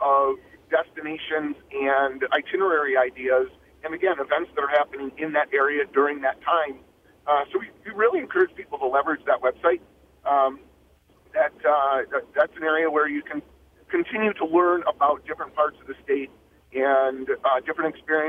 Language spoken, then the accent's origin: English; Michigan, United States; born and raised in Michigan